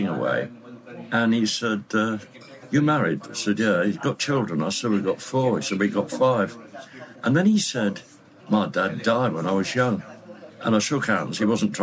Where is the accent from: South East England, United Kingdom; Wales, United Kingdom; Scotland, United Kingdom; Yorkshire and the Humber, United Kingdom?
Yorkshire and the Humber, United Kingdom; Leeds; moved away; I went up to Leeds, my hometown